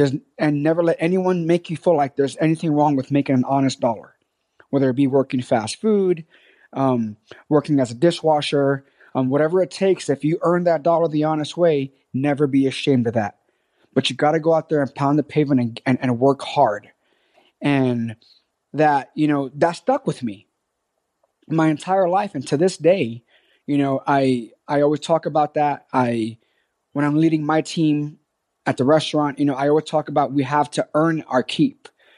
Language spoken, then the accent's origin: English; New York City, New York, United States; born there; I was born in the South Bronx. My mother was 14 years old. Okay. And this was back in 1981 in Hunts Point in the South Bronx, New York City.